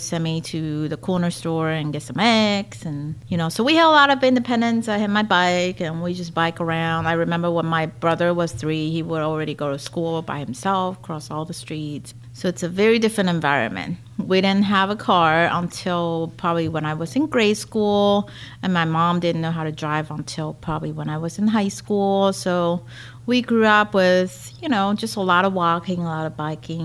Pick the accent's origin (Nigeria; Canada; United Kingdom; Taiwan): Taiwan; moved away as an adult; now in Pittsburgh, United States; Growing up in Taiwan